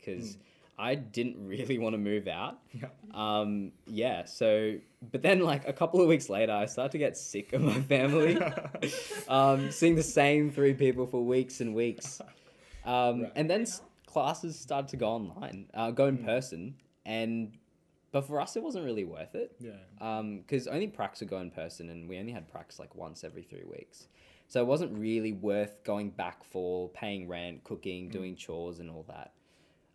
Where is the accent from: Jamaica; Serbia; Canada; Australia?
Australia; Brisbane, Queensland; moved away as an adult; now in Adelaide, Australia; I moved out of the house at the start of the year and went from Brisbane to Adelaide